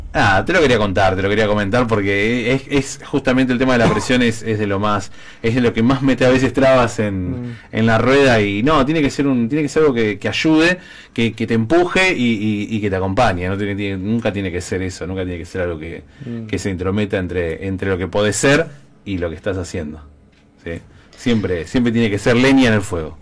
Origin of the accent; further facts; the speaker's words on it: Argentina; como argentino